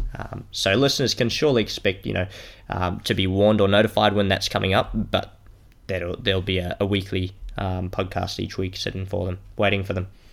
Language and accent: English; Melbourne, Victoria, Australia; I'm from Melbourne here in Australia.